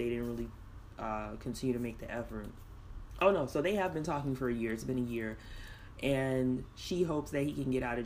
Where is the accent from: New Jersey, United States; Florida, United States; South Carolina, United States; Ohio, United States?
Florida, United States; South; I grew up in South Florida